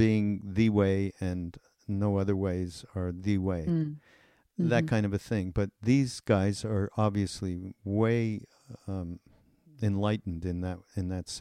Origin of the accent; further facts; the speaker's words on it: Montreal, Quebec, Canada; I'm from Montreal